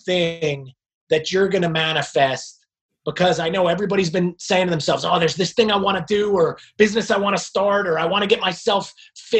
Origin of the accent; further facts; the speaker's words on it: New Jersey, United States; now in Charlotte, United States; I'm from New Jersey, but right now I am coming to everybody from right outside of Charlotte, North Carolina